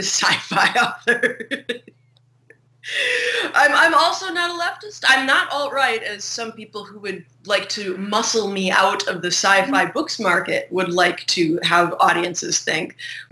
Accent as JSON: {"language": "English", "region": "Wisconsin", "country": "United States", "moved": "yes", "lives_now": "Chicago, United States", "said": "we're both from Wisconsin"}